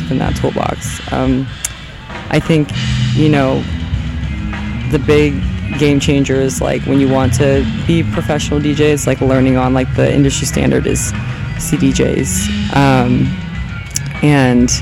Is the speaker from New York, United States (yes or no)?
no; Southern California, United States; moved away as an adult; now in New Orleans, United States; I'm from Southern California, born and raised.